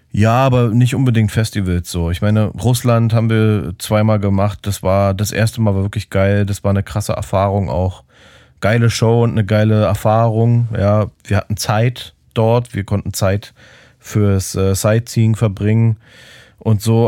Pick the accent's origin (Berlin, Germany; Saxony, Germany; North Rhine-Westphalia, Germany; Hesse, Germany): Berlin, Germany; als Berliner